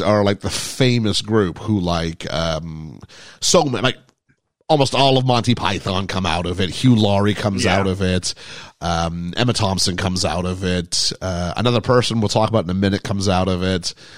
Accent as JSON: {"language": "English", "region": "England", "country": "United Kingdom", "tie": "born or raised there", "also_born_or_lived": "Quebec, Canada", "moved": "yes", "said": "growing up in England"}